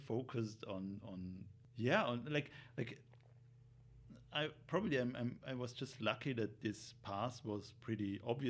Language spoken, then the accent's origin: English; Vorarlberg, Austria; born or raised there; moved away as an adult; now in Vienna, Austria